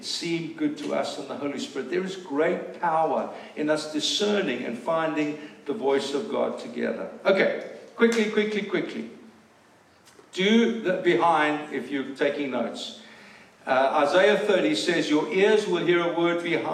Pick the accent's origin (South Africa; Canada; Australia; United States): South Africa; moved away; we're South African